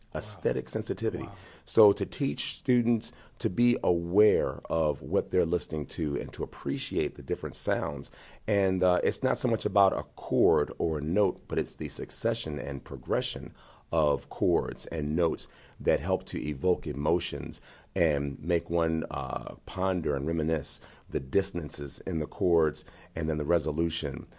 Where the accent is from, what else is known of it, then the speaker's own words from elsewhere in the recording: Gary, Indiana, United States; growing up in Gary